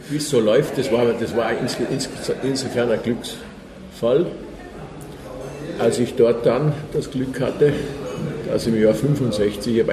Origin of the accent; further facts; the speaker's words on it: Salzburg, Austria; moved away as an adult; also born or lived in Innsbruck; now in Würzburg, Germany; ich bin Salzburger. Salzburg.